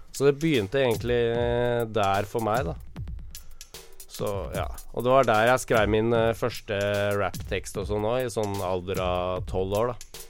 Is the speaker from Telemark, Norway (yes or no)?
no; Våler, Østfold, Norway; also born or lived in Moss; now in Oslo, Norway; der jeg kommer fra, som er, he, ikke er Moss, men uh, Våler